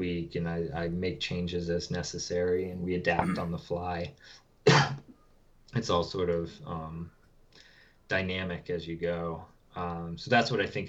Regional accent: New Hampshire, United States; also born or lived in Maryland; I grew up in New Hampshire. I live here now.

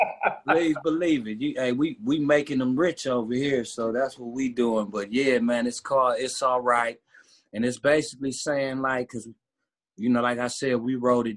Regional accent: Cleveland, Ohio, United States; I'm a rapper. I'm from Cleveland, dog.

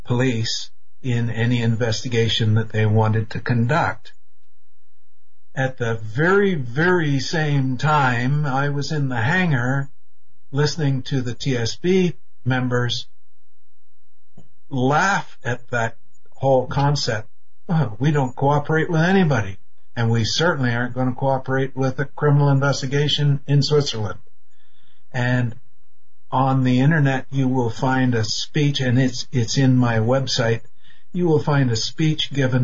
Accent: Canada; I'm Canadian

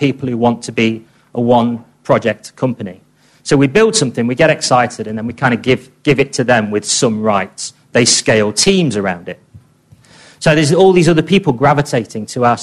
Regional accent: England, United Kingdom; I'm obviously English

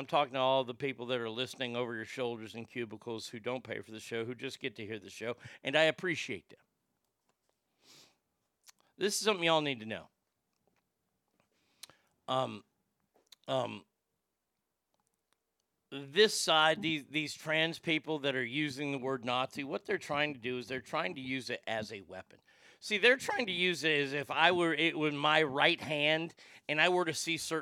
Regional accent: Texas, United States; my home state here in Texas.

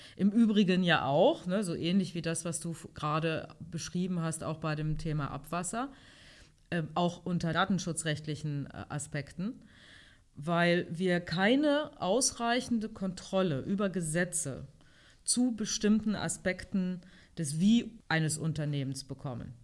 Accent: Hanover, Lower Saxony, Germany; Ich bin heute wieder in meiner Heimatstadt Hannover

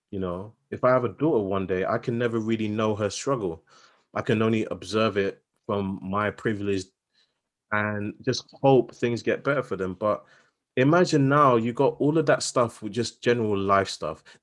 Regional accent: London, United Kingdom; I grew up in Southeast London, and just because you know a couple words that you know have greater than five syllables, it's like, "Oh my god, you sound so posh."

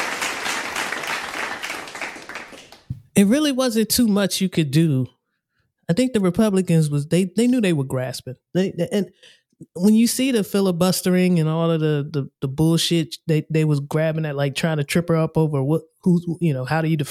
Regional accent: United States; as an American

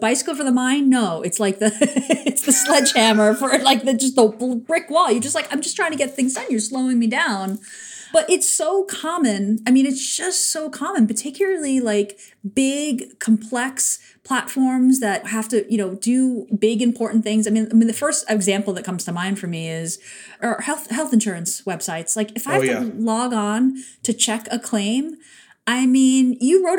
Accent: New York, United States; a New Yorker

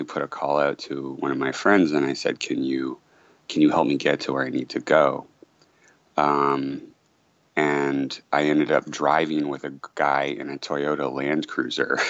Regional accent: Massachusetts, United States; moved away as an adult; now in Houston, United States; And I'm from Massachusetts

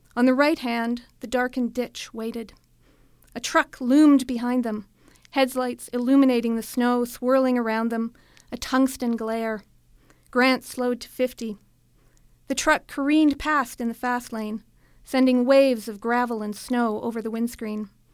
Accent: Edmonton, Alberta, Canada; also born or lived in Saskatchewan / Thunder Bay / Japan / Calgary; I grew up in Edmonton. I was born in Saskatchewan, but my family moved here when I was eight.

